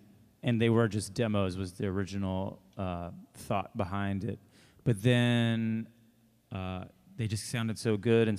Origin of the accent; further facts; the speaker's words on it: Texas, United States; Well, Austin, one, because I always, growing up in Texas and playing rock and roll, you always kind of I mean, Austin rules.